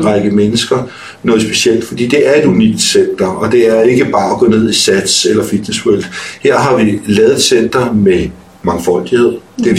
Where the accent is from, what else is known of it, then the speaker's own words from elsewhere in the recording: North Zealand, Capital Region of Denmark, Denmark; er født og opvokset op i Nordsjælland